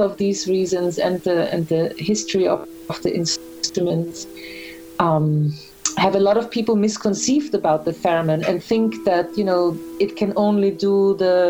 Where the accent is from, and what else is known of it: Graz, Styria, Austria; born or raised there; moved away as an adult; also born or lived in Vienna, Austria; now in New York, United States